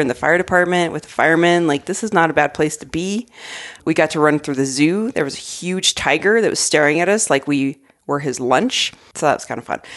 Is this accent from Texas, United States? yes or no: no; Arizona, United States; also born or lived in Colorado; now in Denver, United States; I grew up in Arizona